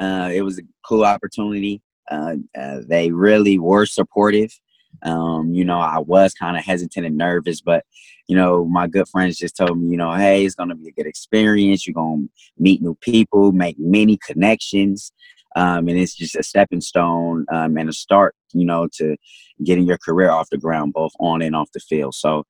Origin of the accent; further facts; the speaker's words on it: United States; I mean, I think that growing up in America, they only give you, like, the history of German